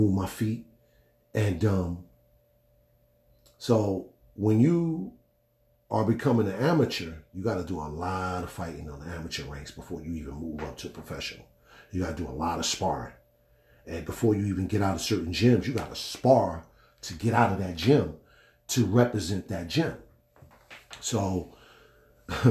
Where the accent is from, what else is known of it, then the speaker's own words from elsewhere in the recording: Newark, New Jersey, United States; I was born in Newark, New Jersey